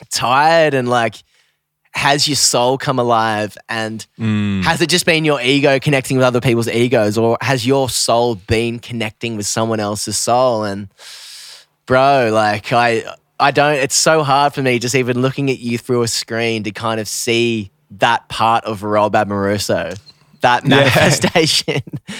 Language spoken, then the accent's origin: English; Australia; now in United States; I think especially as an Aussie, once you've lived in the States for a while